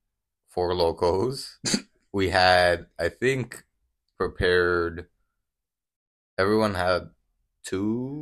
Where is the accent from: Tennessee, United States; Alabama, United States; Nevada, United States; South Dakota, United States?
Nevada, United States; Las Vegas; I was born in Las Vegas, Nevada. And I was raised in Las Vegas, Nevada my whole life.